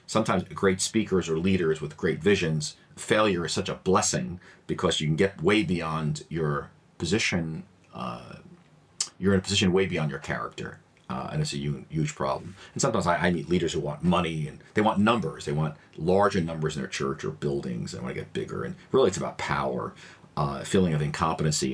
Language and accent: English; New York City, New York, United States; being an American born and raised here in a largely immigrant community, my neighborhood in Queens, New York here